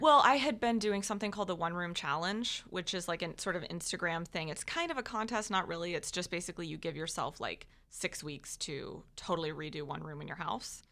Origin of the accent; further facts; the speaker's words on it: Jacksonville, Florida, United States; also born or lived in North Georgia / Dallas, Texas; I was born in North Georgia, but I've lived in Jacksonville since I was like two